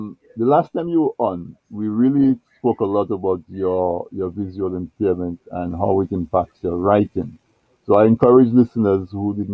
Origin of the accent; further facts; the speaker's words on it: Dominica; we grew up in Dominica